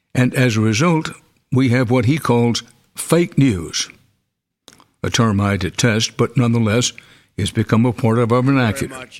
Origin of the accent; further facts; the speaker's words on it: Houston, Texas, United States; in Houston, it was my hometown